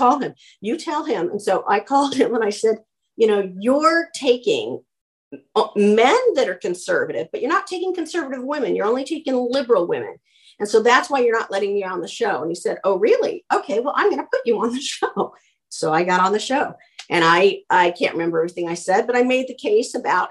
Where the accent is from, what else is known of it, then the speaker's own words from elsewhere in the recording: Boulder, Colorado, United States; I grew up in Boulder, Colorado